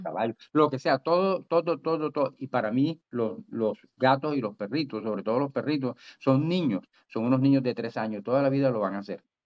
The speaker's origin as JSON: {"language": "Spanish", "town": "Barranquilla", "region": "Atlántico", "country": "Colombia", "tie": "born or raised there", "said": "yo nací en Barranquilla, pero me crié en, en, pueblo, yo soy prácticamente soy provinciano"}